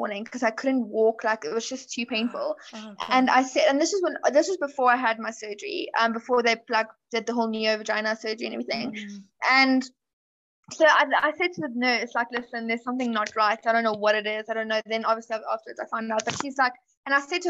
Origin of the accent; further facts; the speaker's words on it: South Africa; I am from South Africa.